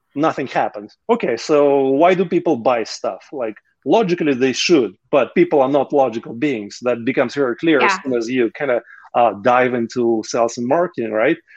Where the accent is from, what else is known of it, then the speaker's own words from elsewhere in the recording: Russia; moved away as an adult; i was uh, 27 when i left russia